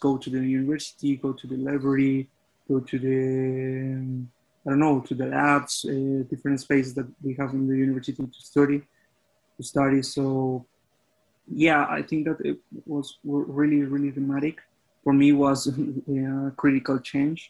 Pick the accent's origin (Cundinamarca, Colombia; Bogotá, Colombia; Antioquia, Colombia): Cundinamarca, Colombia; a little town near Bogota; English is a second language; I'm not from Bogota. I'm from a little town near to Bogota. So for me, it was really dramatic, that part, because I need to move again to my hometown